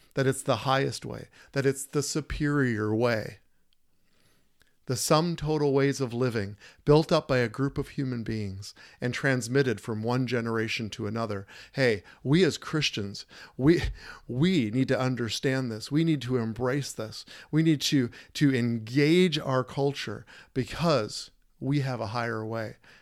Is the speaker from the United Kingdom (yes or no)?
no; United States; I'm an American boy and, and born and raised